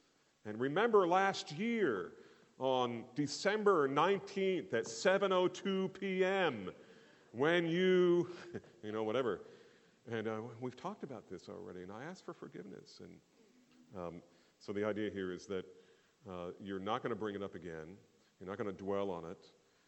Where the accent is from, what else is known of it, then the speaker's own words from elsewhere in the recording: New Jersey, United States; I grew up in New Jersey. And I'm Irish